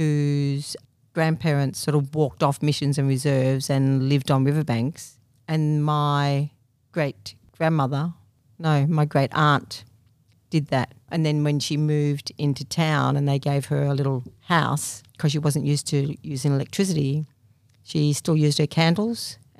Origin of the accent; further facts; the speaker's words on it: Thornton, Victoria, Australia; in Thornton, which is a small country town near Lake Eildon.